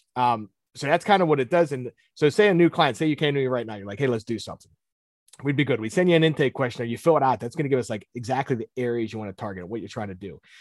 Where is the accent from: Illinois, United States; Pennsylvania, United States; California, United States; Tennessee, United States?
Pennsylvania, United States; Pittsburgh; I'm born and raised in Pittsburgh